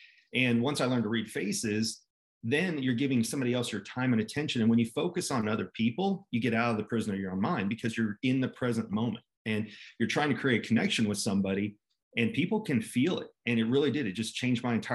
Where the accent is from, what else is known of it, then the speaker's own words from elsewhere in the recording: Dallas, Texas, United States; I grew up here in Dallas, Texas, actually in between Dallas and Fort Worth. Moved here when I was three